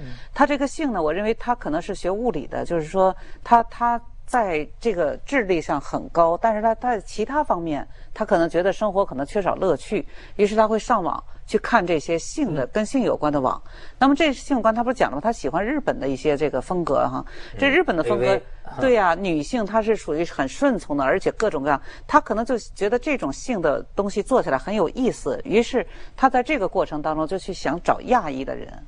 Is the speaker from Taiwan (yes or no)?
no; China; 对，因为我们中国人，我们的观念，这个东西是很重要的。